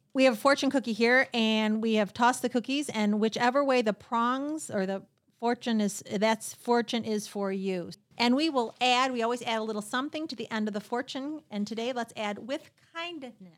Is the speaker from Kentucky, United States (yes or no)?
no; Royal Oak, Michigan, United States; I grew up in uh, right here in, in the Royal Oak area